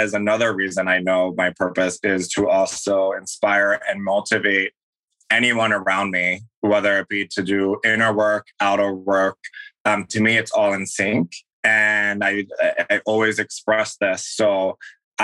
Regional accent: Philadelphia, Pennsylvania, United States; I grew up in Philadelphia

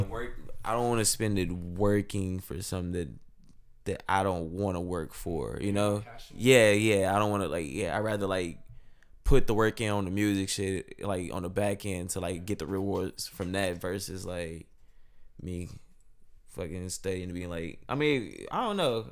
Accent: Monroe, Louisiana, United States; moved away as an adult; now in San Antonio, United States; originally I'm from Monroe, Louisiana. North Monroe, Louisiana, to be exact

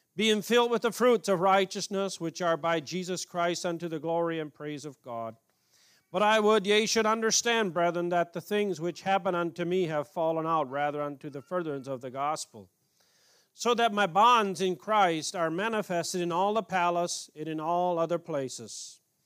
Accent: Canada; moved away; I grew up in Canada as a little boy

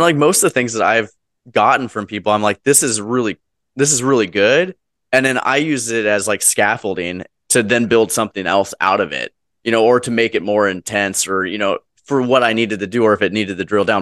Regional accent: Wenatchee, Washington, United States; my local, uh, school district that I was from, uh, my hometown, Wenatchee, Washington

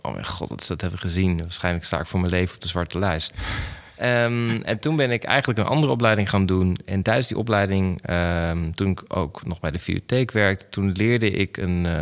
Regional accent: Enschede, Overijssel, Netherlands; also born or lived in Gelderland; De eerste vijf jaar van mijn leven heb ik in Gelderland gewoond. En toen ben ik verhuisd naar Enschede, waar dus de desbetreffende videotheek was

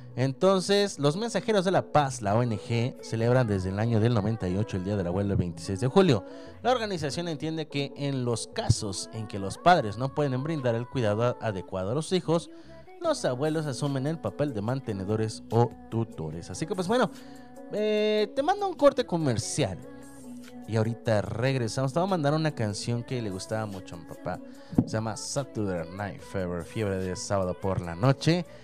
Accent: Mexico; Nosotros aquí en México

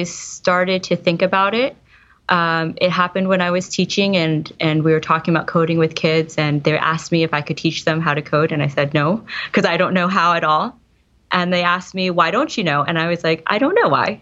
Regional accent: East Coast, United States; now in Silicon Valley, United States; I live in Silicon Valley now. I'm originally from the East Coast.

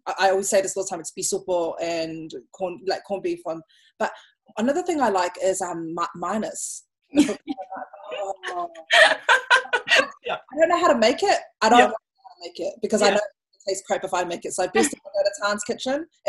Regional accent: Auckland, New Zealand; also born or lived in Samoa (ancestry); I'm an Otara girl myself

